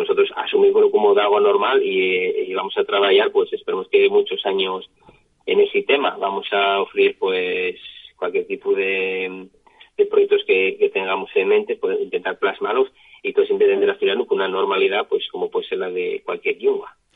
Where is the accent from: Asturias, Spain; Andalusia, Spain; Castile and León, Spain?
Asturias, Spain; Yo soy de, de Chena